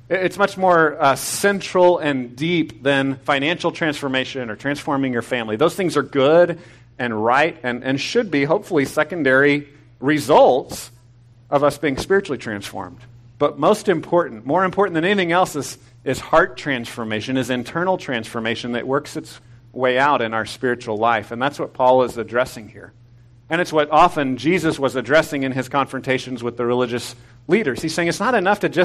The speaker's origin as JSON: {"language": "English", "town": "Temple", "region": "Texas", "country": "United States", "tie": "born or raised there", "moved": "yes", "said": "I grew up in Temple. I don't live there anymore"}